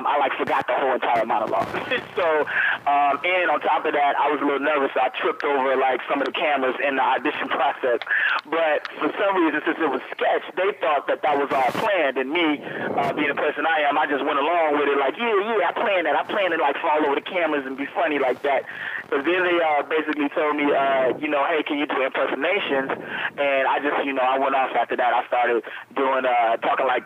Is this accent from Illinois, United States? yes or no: yes; Chicago, Illinois, United States; I grew up in Chicago, Illinois